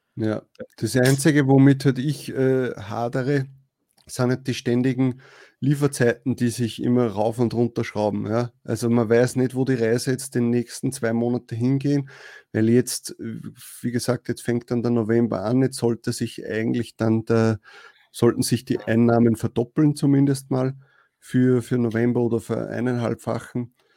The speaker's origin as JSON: {"language": "German", "country": "Austria", "said": "bei uns in Österreich"}